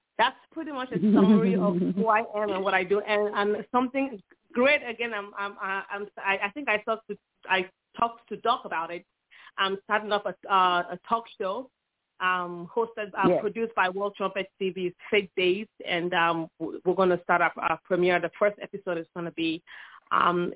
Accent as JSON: {"language": "English", "country": "Nigeria", "tie": "born or raised there", "also_born_or_lived": "Bloomington, Indiana, United States", "moved": "as an adult", "lives_now": "Texas, United States", "said": "I am originally from Nigeria, although I was born in Indiana, but I was raised in Nigeria"}